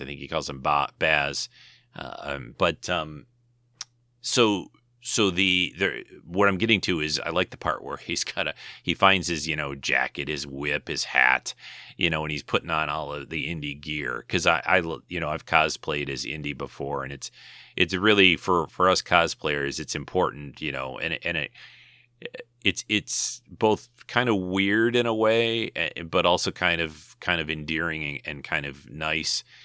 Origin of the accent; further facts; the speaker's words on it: United States; Being maybe an American